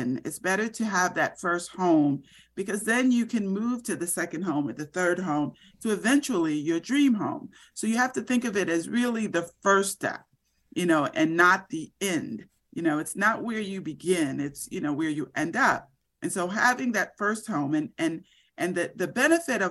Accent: Florida, United States; when I was growing up in Florida

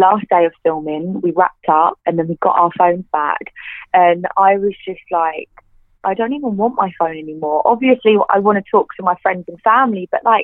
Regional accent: Clacton-on-Sea, East of England, United Kingdom; I grew up in a town called Clacton-on-Sea, and it's by the beach.

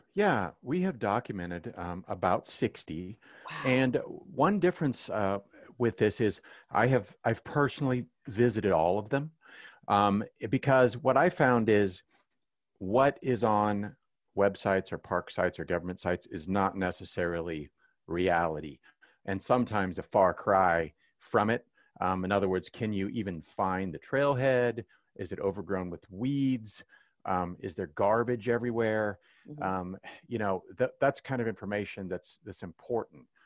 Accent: Kansas City, Missouri, United States; growing up in Kansas City

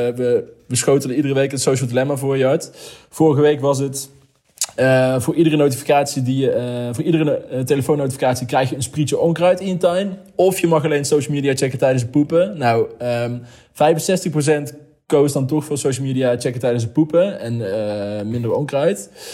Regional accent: Heesch, North Brabant, Netherlands; Ik kom uit Hees, dat ligt onder Os.

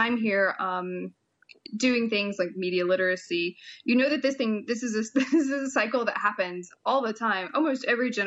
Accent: Knoxville, Tennessee, United States; moved away as an adult; now in Shenandoah Valley, United States; I am originally from Knoxville, Tennessee, which is in East Tennessee

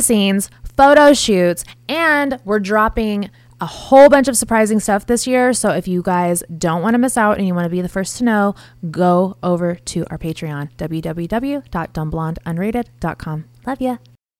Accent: Houston, Texas, United States; I'm from Houston.

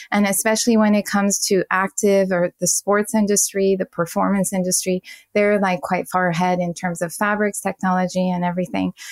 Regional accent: Paris, Île-de-France, France; English is a second language; now in United States; I was a fashion designer and design director for big brands in the US although I'm originally from Paris.

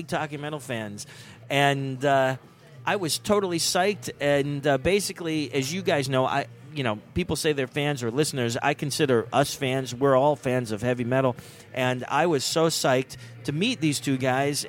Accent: Johnstown, Pennsylvania, United States; moved away; I am back over Christmas in Johnstown, Pennsylvania, my hometown

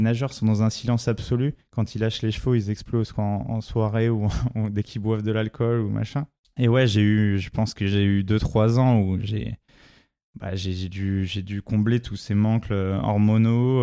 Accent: La Courneuve, Île-de-France, France; j'ai été élevé dans les quartiers populaires du 93 à La Courneuve

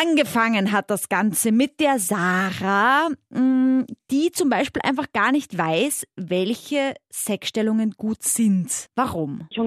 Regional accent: Austria; accent: Austrian; ich versuche ganz deutlich zu reden für euch mit meinem österreichischen Dialekt.

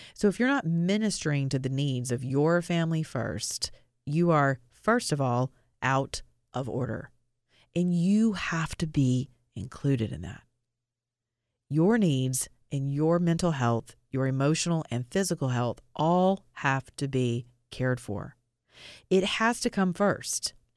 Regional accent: Atlanta, Georgia, United States; my hometown of Atlanta, Georgia

